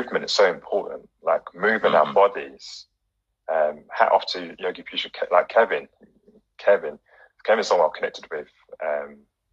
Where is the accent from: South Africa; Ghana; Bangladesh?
Ghana; giving a nod to all fellow Ghanaians in the house right now.